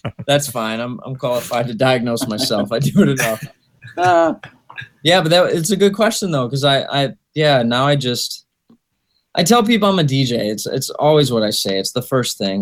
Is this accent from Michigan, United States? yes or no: yes; Michigan, United States; I'm from Michigan